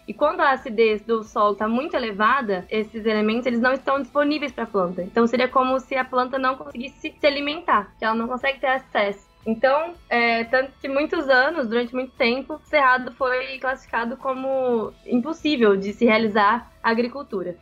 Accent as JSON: {"language": "Portuguese", "town": "Piumhi", "region": "Minas Gerais", "country": "Brazil", "moved": "as an adult", "said": "sou de, de Piuí, interior de Minas Gerais"}